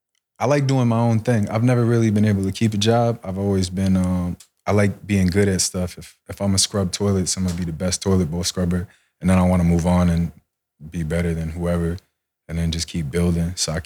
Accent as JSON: {"language": "English", "town": "Rio Piedras", "country": "Puerto Rico", "tie": "born there", "said": "I don't speak Spanish at all. I was born in Puerto Rico. I was born in Rio Piedra."}